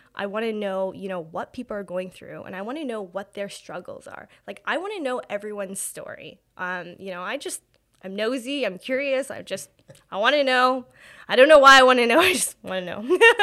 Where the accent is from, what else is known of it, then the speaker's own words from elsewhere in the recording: Hamilton, Ontario, Canada; I was born and raised in Hamilton